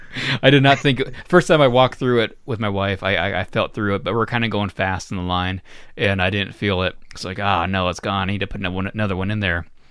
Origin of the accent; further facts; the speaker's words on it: Florida, United States; I grew up in Florida